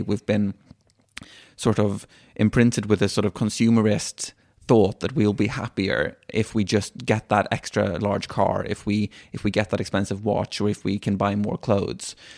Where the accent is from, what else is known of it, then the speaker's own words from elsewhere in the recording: Sweden; also born or lived in Dublin, Ireland; I was born in Sweden, and I've lived my whole life in Sweden with, aside from the one year, um, we lived in Dublin.